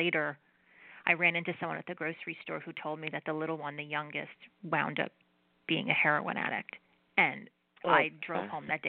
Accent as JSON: {"language": "English", "region": "New Jersey", "country": "United States", "said": "I am Italian and I'm from New Jersey"}